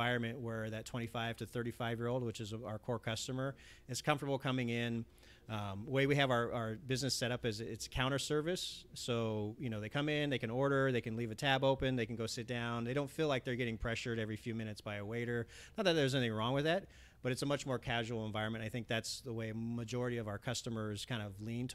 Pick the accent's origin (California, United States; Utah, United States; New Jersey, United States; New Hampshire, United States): California, United States; Los Angeles; growing up in the Valley and in the east side of the Valley, it's very Hispanic